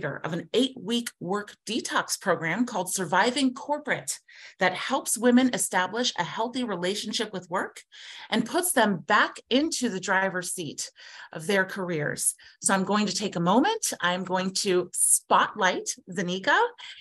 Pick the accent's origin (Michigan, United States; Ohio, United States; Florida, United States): Ohio, United States; Columbus; I am born and raised here in Columbus, Ohio, but I'm a rarity